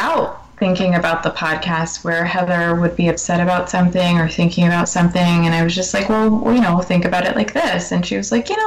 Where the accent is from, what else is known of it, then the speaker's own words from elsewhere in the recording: New York, United States; moved away as an adult; now in New Hampshire, United States; I lived in upstate New York for a while before I moved to New Hampshire, and I was pretty much, I am still a New Yorker.